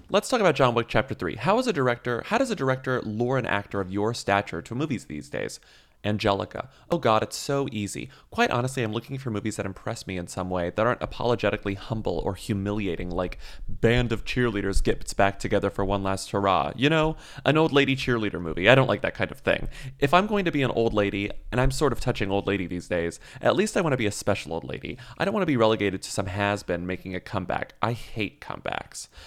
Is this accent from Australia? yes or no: yes; Australia; but then I grew up in Australia where there is just no cheerleading culture.